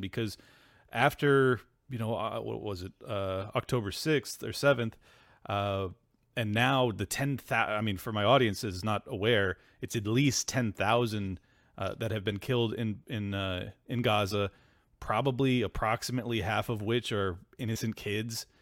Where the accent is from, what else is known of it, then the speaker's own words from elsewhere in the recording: United States; as an American man